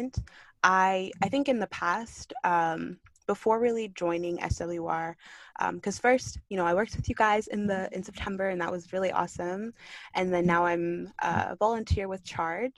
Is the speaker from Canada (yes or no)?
yes; Kitchener, Ontario, Canada; born or raised there; also born or lived in Kingston, Jamaica / Markham, Canada